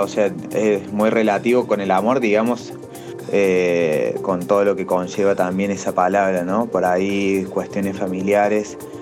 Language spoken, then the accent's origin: Spanish; Villa María, Córdoba, Argentina; mi ciudad, yo soy de Villa María, Córdoba